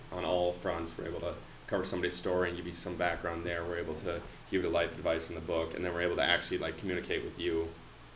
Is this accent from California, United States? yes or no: no; Foley, Minnesota, United States; I'm from Foley, a small little town